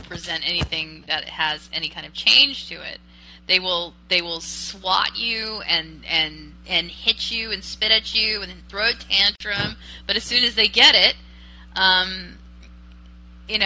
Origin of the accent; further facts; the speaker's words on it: United States; I'm an American